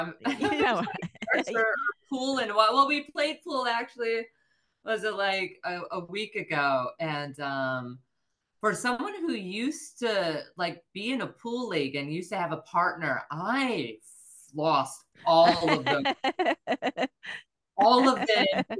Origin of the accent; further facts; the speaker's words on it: the South, United States; accent: Southern; Well, that's another thing. I'm afraid my Southern accent's going to come back.